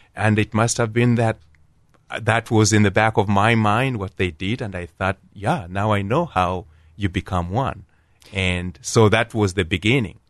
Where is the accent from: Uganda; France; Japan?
Uganda; Kampala, Central Region; moved away as an adult; also born or lived in Columbus, Ohio; now in Canal Winchester, United States; I was born in Uganda, at Kampala, Uganda, and I was one of, uh, eight, uh, and, uh, my father and mother Catholic, and, uh, four brothers and three sisters, and we all, uh, grew up there